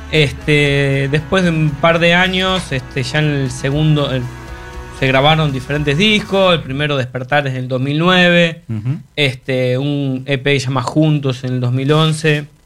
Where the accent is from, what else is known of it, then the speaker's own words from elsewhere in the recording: Neuquén, Argentina; Claro, este, de Rafaela, ah, yo soy de Neuquén. Sí, somos de Neuquén.